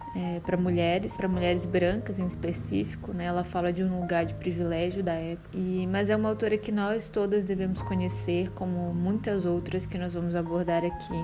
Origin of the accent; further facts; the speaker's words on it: Belém, Pará, Brazil; now in Salvador, Brazil; Sou paraense de nascimento, nasci em Belém do Pará, terra do açaí gostoso, e resido em Salvador